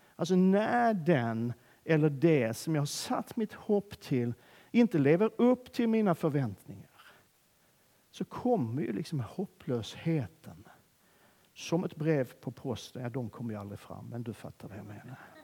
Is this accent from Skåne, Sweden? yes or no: yes; Skåne, Sweden; accent: Scanian (skånska); min skånska